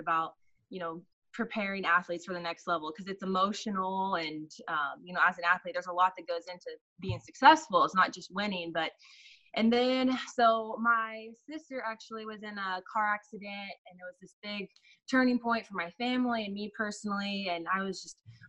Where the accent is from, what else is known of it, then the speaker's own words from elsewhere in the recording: Sand Springs, Oklahoma, United States; also born or lived in Sapulpa, Oklahoma / Owasso, Oklahoma / Tulsa, Oklahoma; I grew up in Sand Springs